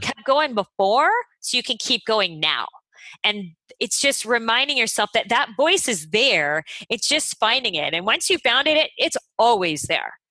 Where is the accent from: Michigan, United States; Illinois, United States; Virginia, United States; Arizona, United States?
Arizona, United States; Phoenix; moved away as an adult; also born or lived in Los Angeles; I grew up in Phoenix or something, it was like 150 degrees in the summer